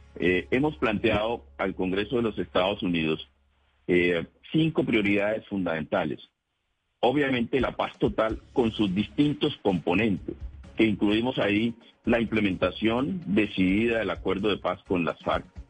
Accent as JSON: {"language": "Spanish", "region": "Pacific region", "country": "Colombia", "said": "yo que somos del Pacífico"}